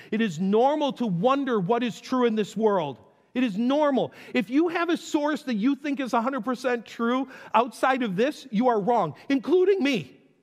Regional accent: North Tonawanda, New York, United States; I grew up in Western New York. to get from my house in North Tonawanda to Niagara Falls

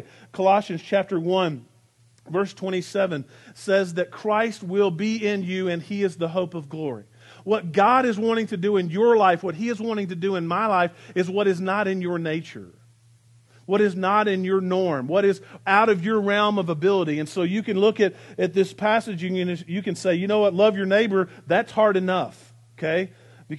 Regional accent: United States; also born or lived in Arkansas / Texas; I grew up in Arkansas and Texas, and in Arkansas and Texas we had this phrase that we would say, bless your heart

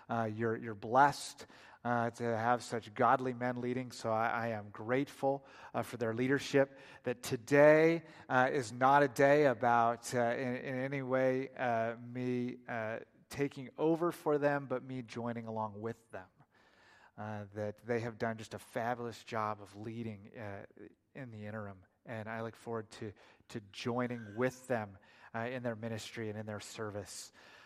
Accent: Oregon, United States; now in Oklahoma, United States; it comes out in conversation that we're from Oregon. And without missing a beat, everybody just says, "Why on earth did you move to Oklahoma?"

